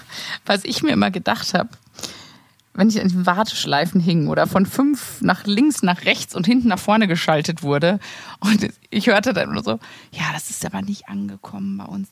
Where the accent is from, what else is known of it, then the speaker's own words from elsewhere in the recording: Sauerland, North Rhine-Westphalia, Germany; moved away; ich komme ja aus dem Sauerland und ich bin ja glücklicherweise immer noch da versichert